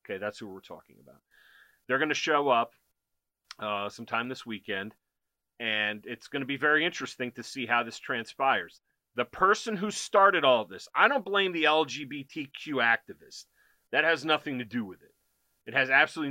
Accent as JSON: {"language": "English", "country": "United States", "said": "as an American"}